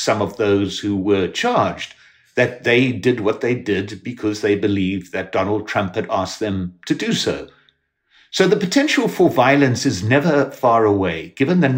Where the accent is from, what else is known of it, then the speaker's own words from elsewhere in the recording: South Africa; now in United States; when I was a young kid growing up in South Africa under an apartheid administration